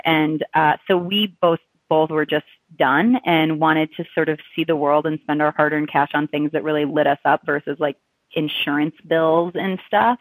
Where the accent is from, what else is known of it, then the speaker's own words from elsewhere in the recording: Chicago, Illinois, United States; moved away as an adult; I'm originally from the Chicago area